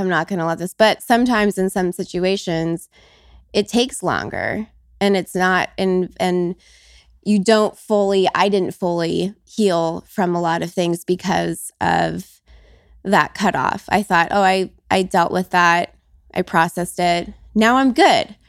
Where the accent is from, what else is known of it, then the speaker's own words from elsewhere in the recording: Las Vegas, Nevada, United States; I was born and raised in Vegas